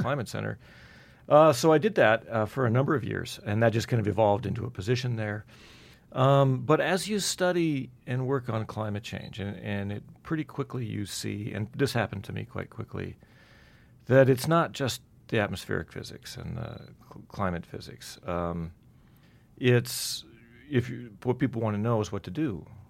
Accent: Black Hills, South Dakota, United States; now in Utah, United States; I grew up in the Black Hills in South Dakota

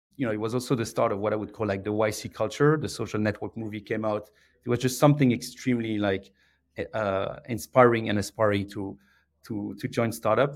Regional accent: Belgium; English is a second language; moved away as an adult; now in United Kingdom; I'm from uh, I'm from Belgium. Uh, I grew up uh, south of Brussels

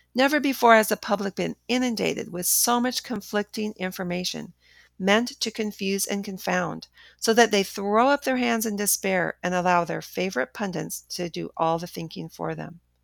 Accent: Los Angeles, California, United States; a California girl born and raised in Los Angeles, except for the years when my, my family was traveling abroad

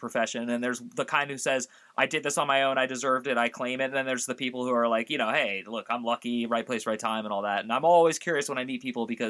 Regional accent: San Francisco, California, United States; I'm from San Francisco

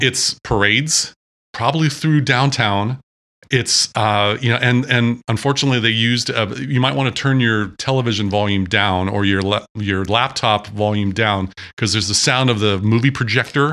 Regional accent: Sequim, Washington, United States; I grew up in Washington State. I grew up in Sequim

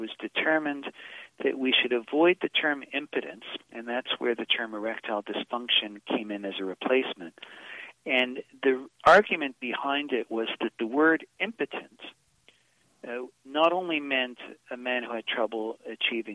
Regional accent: Boston, Massachusetts, United States; I'm from Boston

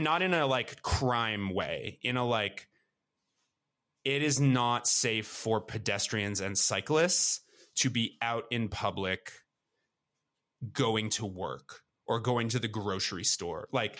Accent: Toronto, Ontario, Canada; a place like the Junction in Toronto, which is a neighborhood that I grew up in the West End.

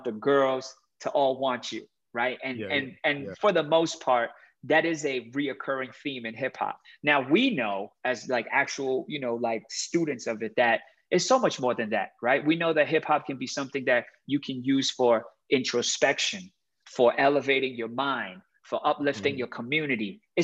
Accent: Miami, Florida, United States; moved away as an adult; now in Hong Kong; I grew up in Miami

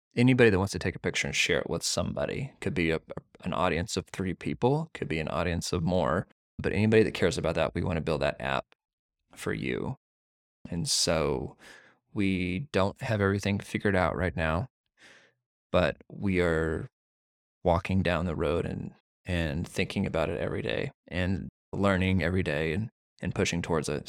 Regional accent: Missouri, United States; I grew up in Missouri.

